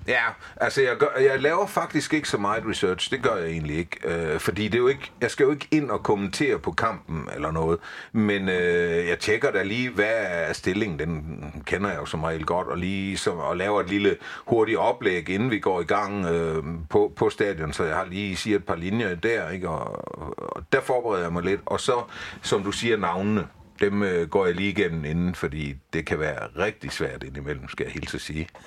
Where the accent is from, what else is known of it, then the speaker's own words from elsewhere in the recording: Haderslev, Southern Denmark, Denmark; moved away as an adult; jeg er vokset op i Haderslø i sin tid